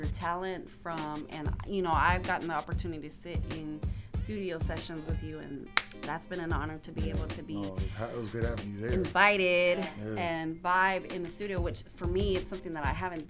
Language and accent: English; Sacramento, California, United States; South Sac.